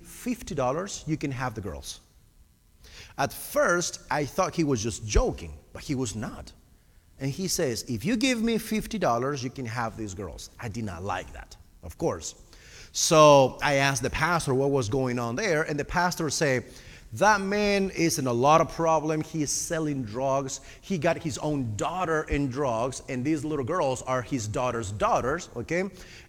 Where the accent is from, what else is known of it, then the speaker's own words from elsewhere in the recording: Argentina; English is a second language; moved away; also born or lived in Costa Rica; I am originally from Argentina, which is all the way South America.